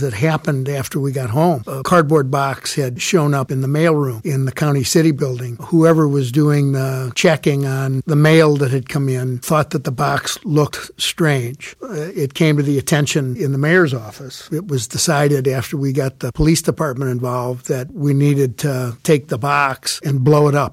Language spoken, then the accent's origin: English; South Bend, Indiana, United States; also born or lived in Chicago; we moved here from Chicago when I was ten, moved to South Bend